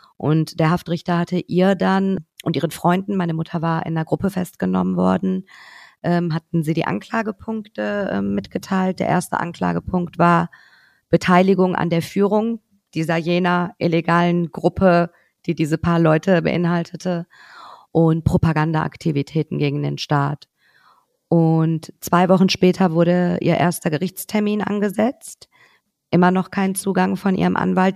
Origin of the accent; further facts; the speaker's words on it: Cologne, North Rhine-Westphalia, Germany; also born or lived in Tehran, Iran; als Kölnerin